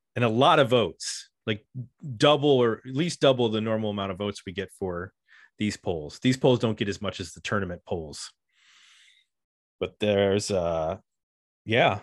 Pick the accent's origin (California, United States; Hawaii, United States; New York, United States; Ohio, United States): New York, United States; Buffalo; whenever my hometown gets a shout out, I definitely take note